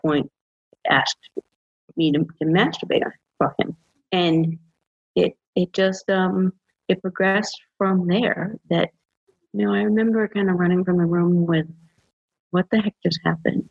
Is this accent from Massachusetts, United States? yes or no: yes; Massachusetts, United States; moved away as an adult; now in Georgia, United States; I'm from Massachusetts, but I've been living in Georgia for the last 5 years